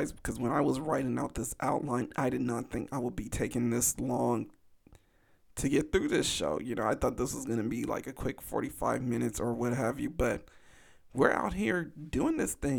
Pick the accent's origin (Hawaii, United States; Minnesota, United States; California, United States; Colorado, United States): California, United States; Los Angeles; my hometown